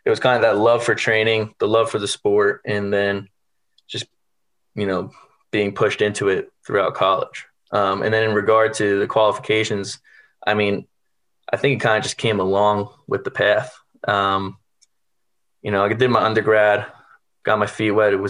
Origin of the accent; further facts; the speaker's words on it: New York, United States; I'm originally from New York. So, you know, growing up, I wanted to be Derek Jeter